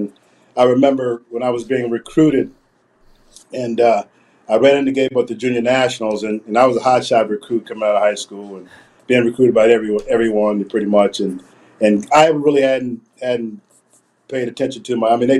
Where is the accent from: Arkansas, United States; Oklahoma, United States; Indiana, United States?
Oklahoma, United States; growing up in Oklahoma